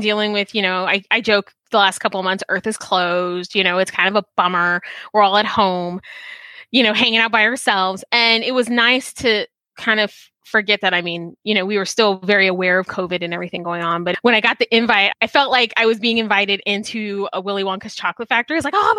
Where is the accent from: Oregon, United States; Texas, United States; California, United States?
Texas, United States; San Antonio; Deep Root Pinball, which is in my hometown of San Antonio, Texas.